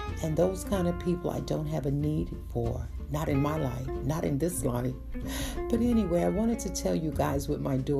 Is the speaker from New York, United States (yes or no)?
yes; New York City, New York, United States; I'm a kid from Brooklyn, born and raised in Brooklyn